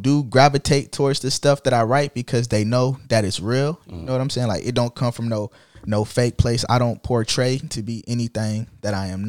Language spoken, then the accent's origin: English; Jacksonville, Florida, United States; I don't think I tattooed neither of them, but I'm from Jacksonville, though.